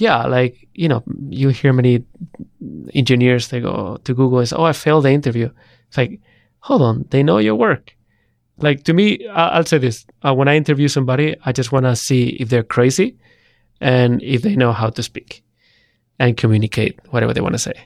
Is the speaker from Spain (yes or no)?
yes; Spain; moved away as an adult; also born or lived in United Kingdom / San Francisco; I'm from Spain